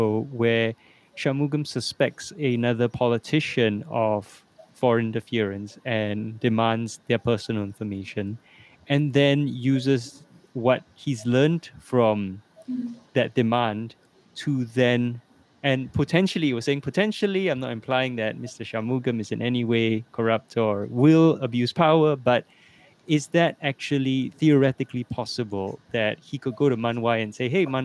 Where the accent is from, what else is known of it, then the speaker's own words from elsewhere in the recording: Singapore; now in Kuala Lumpur, Malaysia; I'm Singaporean